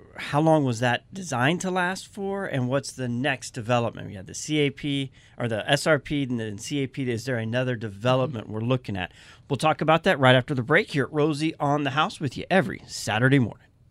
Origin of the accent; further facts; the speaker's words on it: Arizona, United States; I was born in Arizona. My family's from Louisiana.